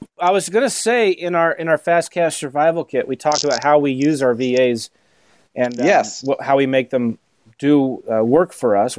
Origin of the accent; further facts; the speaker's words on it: St. Louis, Missouri, United States; we're from St. Louis.